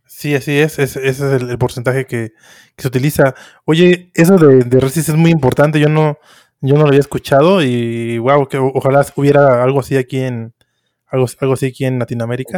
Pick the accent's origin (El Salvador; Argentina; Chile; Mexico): Mexico; soy, soy de México